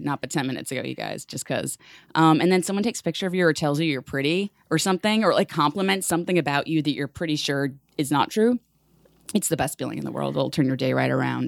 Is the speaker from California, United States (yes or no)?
no; New York City, New York, United States; growing up in the Bronx in New York City public school